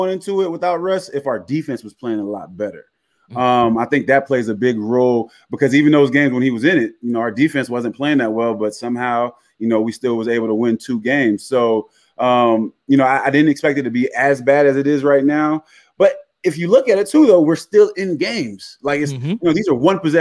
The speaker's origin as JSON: {"language": "English", "town": "Jacksonville", "region": "Florida", "country": "United States", "said": "I am from Duval"}